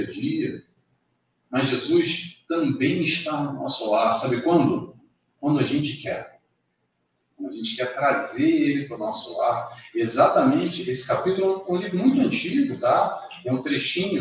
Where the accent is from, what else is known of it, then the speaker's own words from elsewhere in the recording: Rio de Janeiro, Brazil; now in Madeira, Portugal; Eu nasci, passei minha infância a cinco quilômetros daqui, no Grajaú